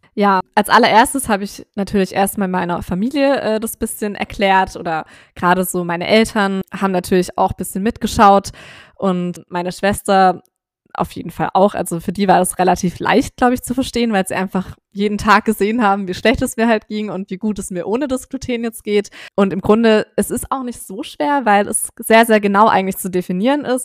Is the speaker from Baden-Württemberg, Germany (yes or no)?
yes; Swabia, Baden-Württemberg, Germany; moved away; ich komme ursprünglich aus dem Schwabenland